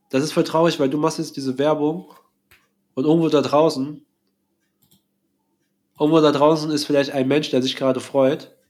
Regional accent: Vietnam; now in Germany; mein Heimatland

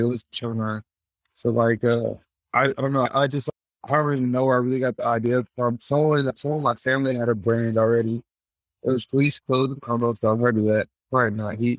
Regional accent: Tennessee, United States; also born or lived in Bradenton, Florida; I moved to Tennessee about when I was 7 or 8 years old. Been here ever since.

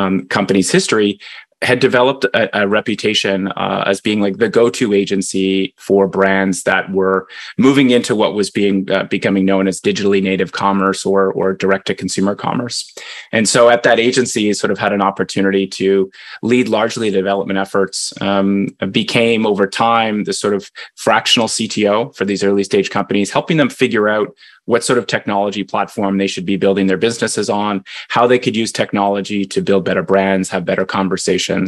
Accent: Canada; now in United States; I'm Canadian

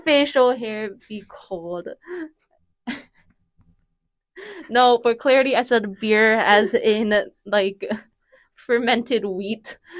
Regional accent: right outside of Philadelphia, Pennsylvania, United States; moved away; I grew up in Pennsylvania and went to, like, a private Catholic school, right? And it was right outside of Philadelphia. And I was, like, the only, I think, like, Filipino person

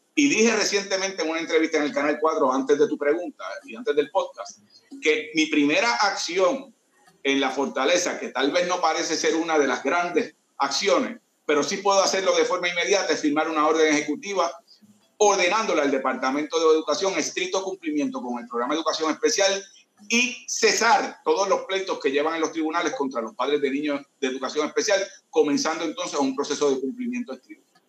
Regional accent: Caguas, Puerto Rico; Yo soy de Condado Moderno en Caguas y ahí crecí

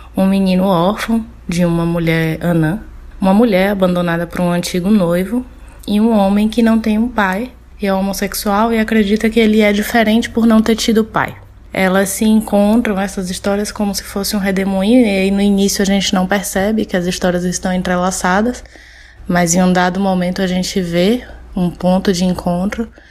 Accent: Bahia, Brazil; now in São Paulo, Brazil; sou baiana

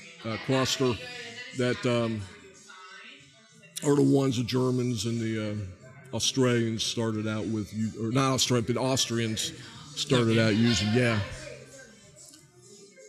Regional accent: Ohio, United States; moved away as an adult; also born or lived in Tennessee / Texas; now in Reading, United States; I was born and raised in Ohio, lived in Tennessee, lived in Texas, and then here.

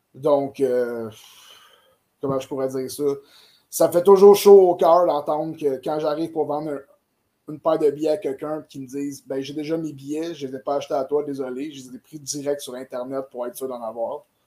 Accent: Saint-Jean-sur-Richelieu, Quebec, Canada; je viens de Saint-Jean puis que c'est ma ville

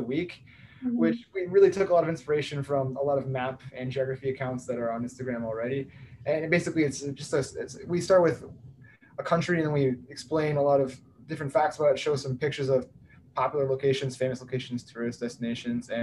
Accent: Texas, United States; I am from Texas, but I go to Vanderbilt

